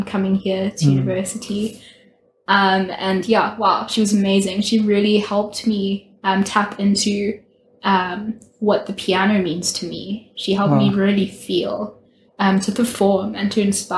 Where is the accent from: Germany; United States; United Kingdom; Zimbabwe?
Zimbabwe; moved away as an adult; I'm from Zimbabwe. I went to Chizzy. I'm a Chizzy girl